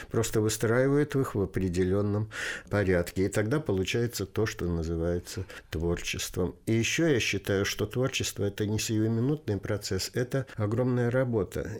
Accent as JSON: {"language": "Russian", "region": "Saratov Oblast", "country": "Russia", "tie": "born or raised there", "also_born_or_lived": "Tolyatti / Kaliningrad", "lives_now": "Lipetsk, Russia", "said": "Родом я из Куйбышевской области, город Ставрополь, который сейчас называется Тольятти. Потом закончил школу тоже на Волге, но уже в Саратовской области. Потом университет в Калининграде"}